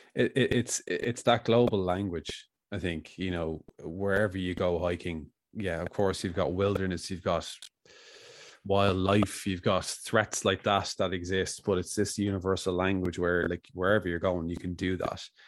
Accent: Ireland

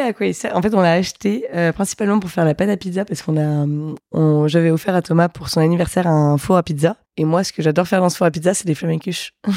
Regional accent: Metz, Grand Est, France; je viens de Metz

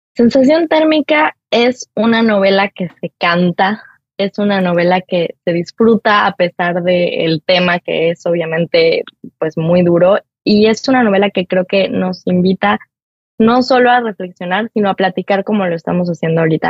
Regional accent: Mexico; como somos los mexicanos

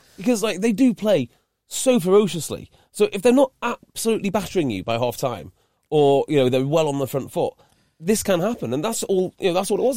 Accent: Welsh, Wales, United Kingdom; I'm Welsh

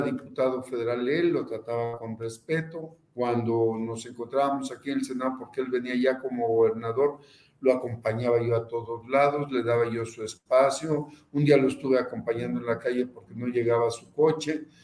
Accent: Veracruz, Mexico; also born or lived in Papantla / Xalapa

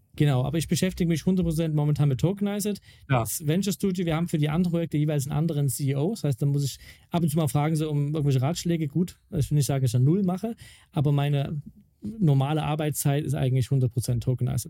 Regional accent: Mittweida, Saxony, Germany; In Mittweida, also wo ich herkomme, ihr kleines Städtchen.

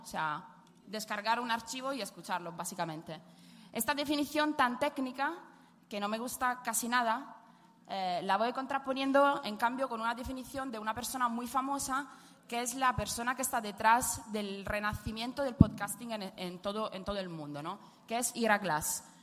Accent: Italy; accent: Italian; Spanish is a second language; moved away; soy italiana, como pueden escuchar por mi acentillo

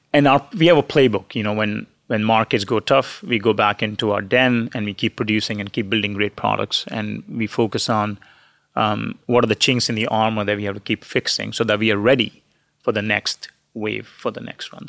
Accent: India; moved away; I grew up in India

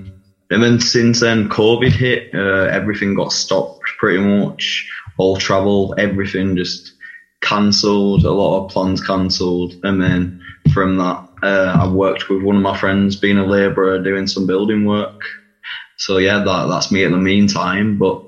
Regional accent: Bradford, Yorkshire and the Humber, United Kingdom; So, obviously, I'm from Bradford. I went on the show when I was 20 years old.

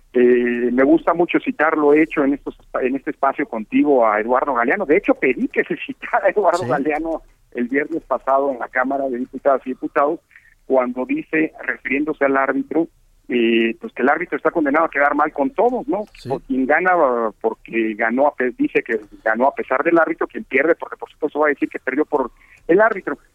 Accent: Mexico; nuestro país

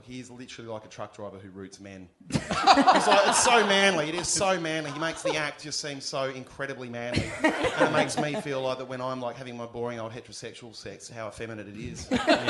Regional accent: Adelaide, South Australia, Australia; I'm from Adelaide in Australia.

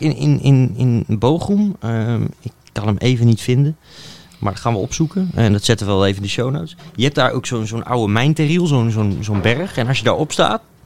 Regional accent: Netherlands; als Nederlander

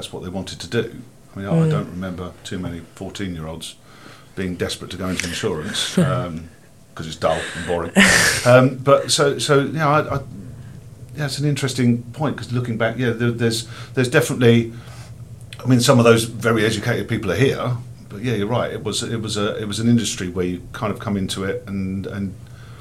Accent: London, United Kingdom; I was brought up in South East London, so on the borders of Kent

